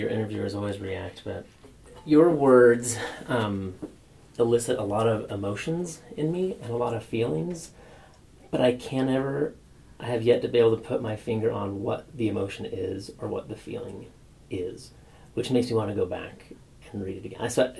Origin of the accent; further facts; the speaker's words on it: Northwest Washington, United States; I grew up in Northwest Washington, right? So this is like a very foreign, very strange landscape.